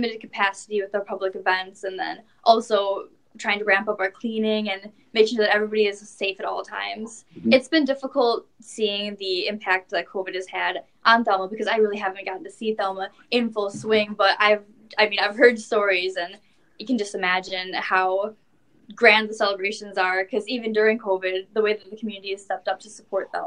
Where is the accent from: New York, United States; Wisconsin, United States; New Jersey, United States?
Wisconsin, United States; Winneconne; I'm from Winnicani